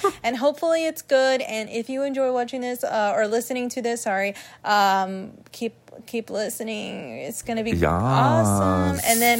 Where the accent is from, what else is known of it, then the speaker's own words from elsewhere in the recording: United States; considering I'm American